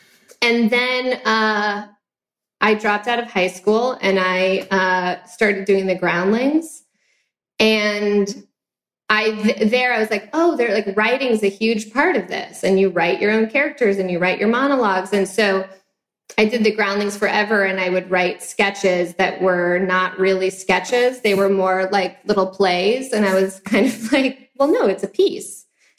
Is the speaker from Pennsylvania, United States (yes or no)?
no; Arcadia, California, United States; born there; also born or lived in Claremont / Temecula; I was born in Arcadia, lived in Claremont, which is like as far east as you can go before you're in the Inland Empire. And then I lived in Temecula